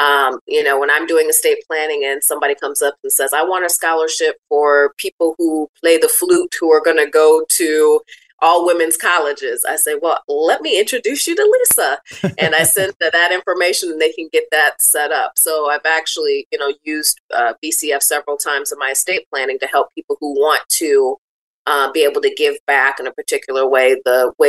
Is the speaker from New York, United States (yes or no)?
no; Benton Harbor, Michigan, United States; Well, I'm born and raised in Benton Harbor. I graduated from Lake Michigan Catholic High School back in 2001